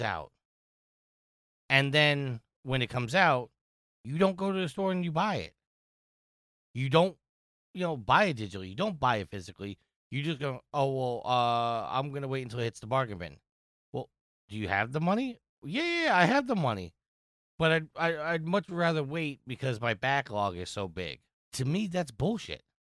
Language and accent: English; New York, United States; I'm from New York